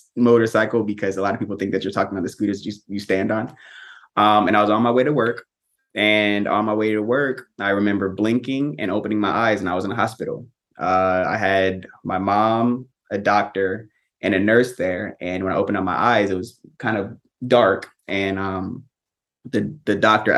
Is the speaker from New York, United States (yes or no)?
no; Tampa, Florida, United States; born and raised in Tampa, Florida